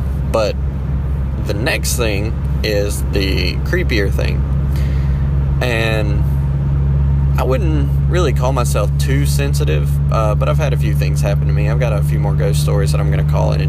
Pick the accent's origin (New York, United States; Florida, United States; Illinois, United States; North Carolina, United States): North Carolina, United States; Danbury; I'm from Danbury, North Carolina. Small little town